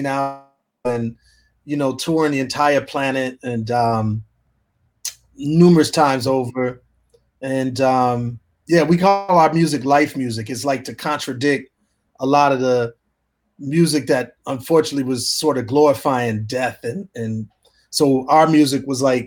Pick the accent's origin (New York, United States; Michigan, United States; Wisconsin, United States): Wisconsin, United States; Wauwatosa; also born or lived in Milwaukee, Wisconsin / rural South; I'm from Wisconsin, and the suburb was called Wauwatosa. And so I was born in this very suburban, almost like storybook